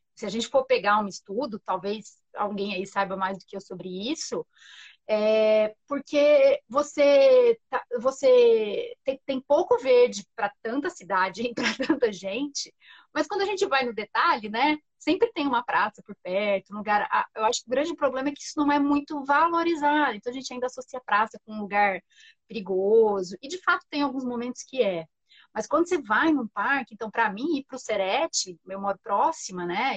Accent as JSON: {"language": "Portuguese", "town": "Franca", "region": "São Paulo", "country": "Brazil", "tie": "born or raised there", "accent": "caipira", "moved": "yes", "lives_now": "São Paulo, Brazil", "said": "eu cresci no interior, eu cresci em Franca"}